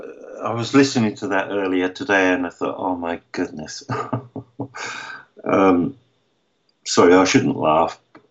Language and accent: English; London, United Kingdom; moved away; growing up in London